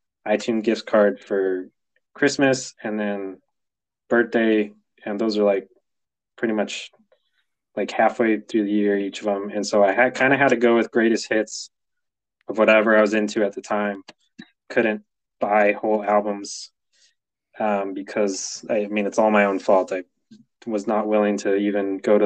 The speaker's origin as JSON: {"language": "English", "region": "California", "country": "United States", "said": "I'm from California"}